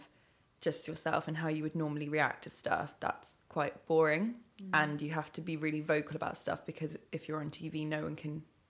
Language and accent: English; Loughborough, East Midlands, United Kingdom; I'm from Loughborough.